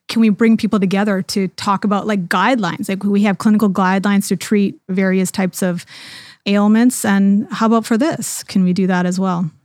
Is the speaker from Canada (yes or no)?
yes; Canada; now in United States; I'm from Canada originally, but now I'm working here in the U S